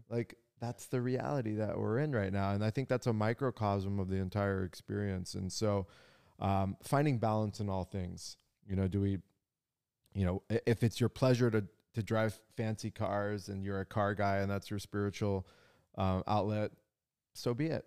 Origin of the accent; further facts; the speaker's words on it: San Diego, California, United States; I grew up in La Jolla, down in San Diego